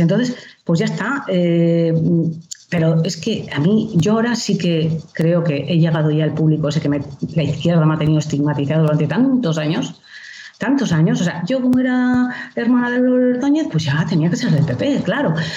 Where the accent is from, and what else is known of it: Basque Country, Spain; moved away as an adult